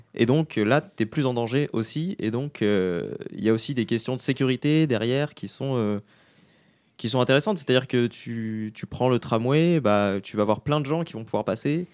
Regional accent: Grenoble, Auvergne-Rhône-Alpes, France; also born or lived in Quebec; now in Quebec City, Canada; c'est la ville d'où je viens, dans le sud-est de la France

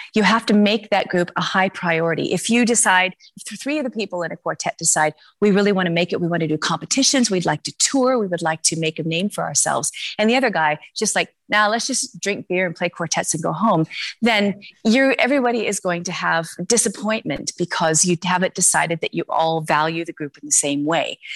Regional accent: Oregon, United States; moved away as an adult; also born or lived in Berlin, Germany / Luxembourg; now in Brussels, Belgium; I'm originally from Oregon

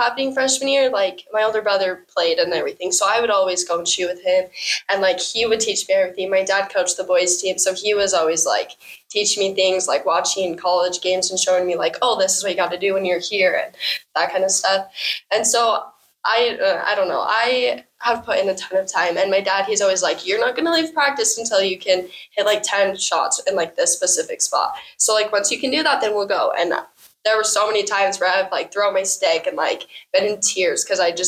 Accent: Tremonton, Utah, United States; I have been like born and raised in Tremont. I went to all the schools here

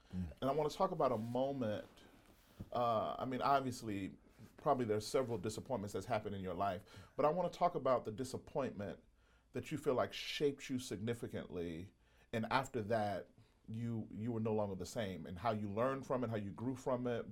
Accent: Mississippi, United States; I grew up in Mississippi

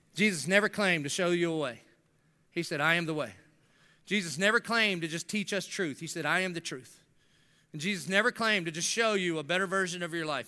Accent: the South, United States; I grew up in the South.

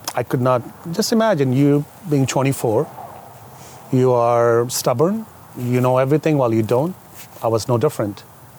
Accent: Saudi Arabia; now in United States; But I came here from Saudi Arabia, very strict and very conservative culture, where you cannot do a lot of things.

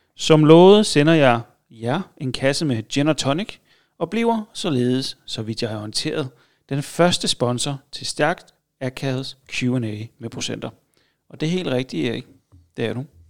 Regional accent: Funen, Southern Denmark, Denmark; Jeg er fra Fyn

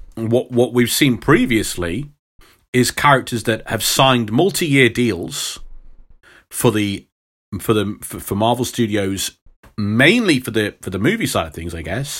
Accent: Midlands, England, United Kingdom; accent: Midlands; I do have a Midlands accent

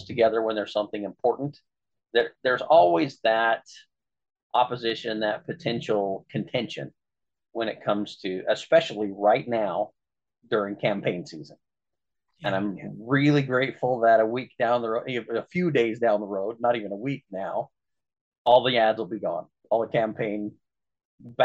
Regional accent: Orangeville, Utah, United States; moved away as an adult; also born or lived in Emery County, Utah; now in Grand Junction, United States; is also from Orangeville, Utah, my hometown.

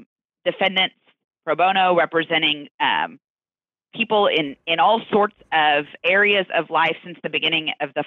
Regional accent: Houston, Texas, United States; I grew up in Houston, Texas, which is where I'm still working now

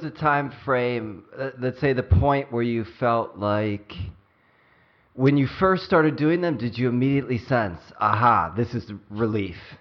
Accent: Cleveland, Ohio, United States; moved away; also born or lived in California; growing up in Cleveland, Ohio

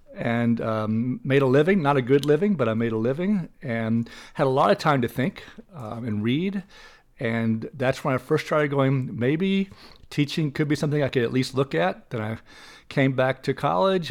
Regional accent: Little Rock, Arkansas, United States; I grew up in Little Rock, Arkansas, and, uh, went mostly to Catholic schools in Little Rock.

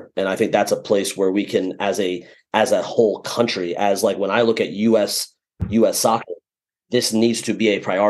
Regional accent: United States

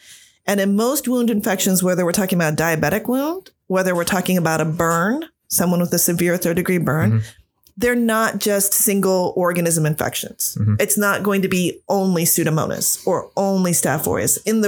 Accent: Mechanicsburg, Pennsylvania, United States; I'm originally from Central PA. So right around Harrisburg area. I'm from Mechanicsburg. Grew up there after moving around a lot because growing up in a military family, but went to high school in Mechanicsburg.

